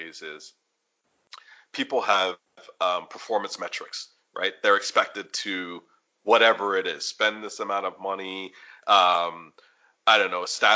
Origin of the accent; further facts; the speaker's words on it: United States; also born or lived in Chicago / Washington, D.C.; now in Kansas City, United States; being Roman Catholic or about being American